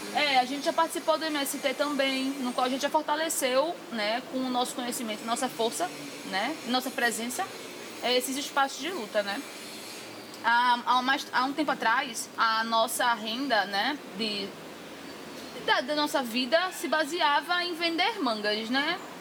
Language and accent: Portuguese; Recife, Pernambuco, Brazil; nasci e fui criada em Brasília Teimosa